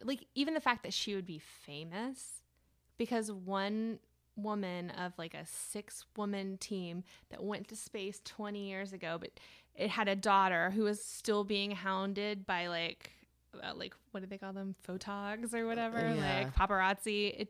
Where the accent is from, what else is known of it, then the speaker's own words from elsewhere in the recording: Ohio, United States; And there's John Glenn, which I only know because I'm from Ohio and he was a senator.